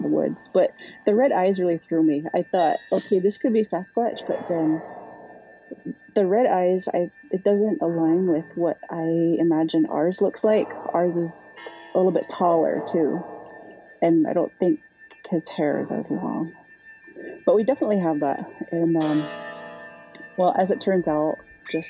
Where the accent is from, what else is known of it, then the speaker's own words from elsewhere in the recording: Iowa, United States; we're Meshkoki from Iowa